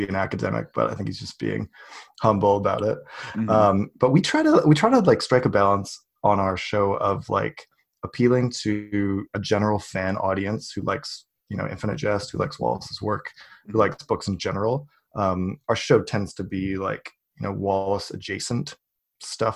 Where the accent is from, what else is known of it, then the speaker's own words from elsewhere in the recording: Canada; also born or lived in British Columbia; I am Canadian. I live in British Columbia.